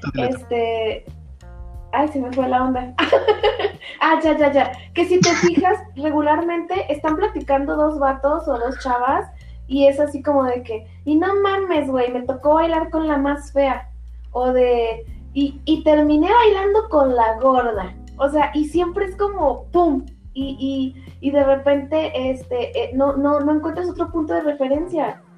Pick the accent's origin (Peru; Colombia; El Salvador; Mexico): Mexico; Guadalajara, Jalisco; Yo soy de Guadalajara